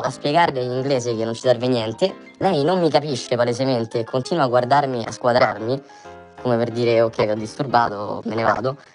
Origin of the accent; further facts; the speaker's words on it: Italy; veniamo dall'Italia